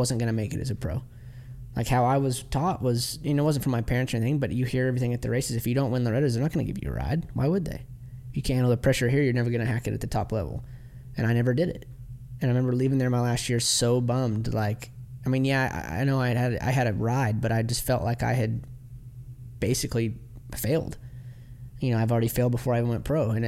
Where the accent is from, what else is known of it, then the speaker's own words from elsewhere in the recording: Midwest, United States; We're from the Midwest where you don't hear from us for 6 months because of the winter